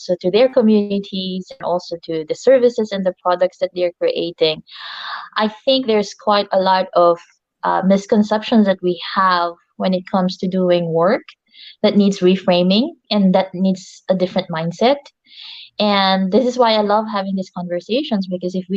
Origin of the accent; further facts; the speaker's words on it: Philippines; moved away; I'm originally from the Philippines